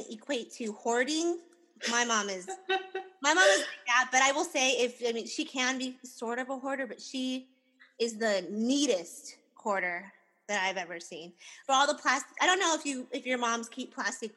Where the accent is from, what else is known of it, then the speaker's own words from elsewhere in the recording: United States; our childhoods and growing up in America